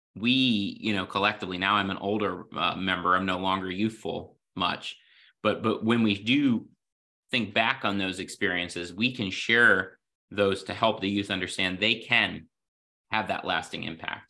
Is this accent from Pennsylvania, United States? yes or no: yes; the Poconos, Pennsylvania, United States; I grew up in the Poconos